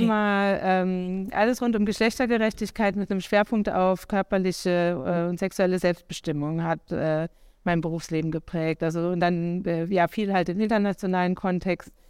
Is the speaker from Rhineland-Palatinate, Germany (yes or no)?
yes; Idar-Oberstein, Rhineland-Palatinate, Germany; moved away; ich bin aufgewachsen im schönen Ida-Oberstein in Rheinland-Pfalz